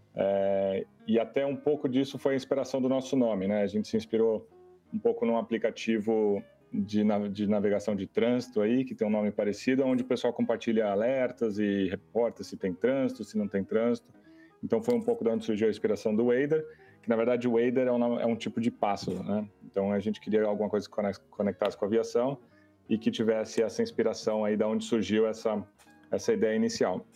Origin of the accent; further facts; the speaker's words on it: Brazil; todos somos brasileiros